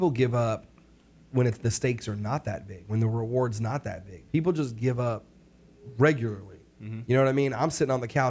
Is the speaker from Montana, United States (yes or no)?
no; New York, United States; I'm from New York.